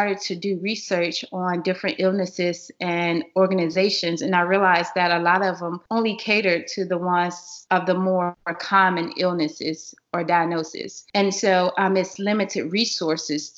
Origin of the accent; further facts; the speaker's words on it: Atlanta, Georgia, United States; I'm originally from Atlanta